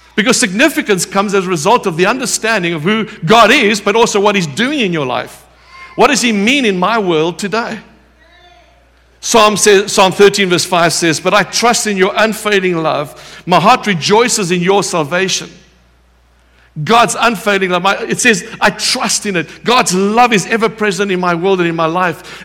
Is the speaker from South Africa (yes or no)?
yes; South Africa